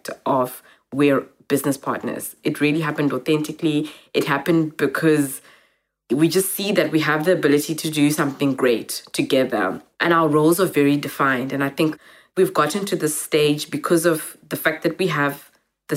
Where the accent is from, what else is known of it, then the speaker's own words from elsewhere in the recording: Cape Town, Western Cape, South Africa; also born or lived in Zimbabwe; growing up in Cape Town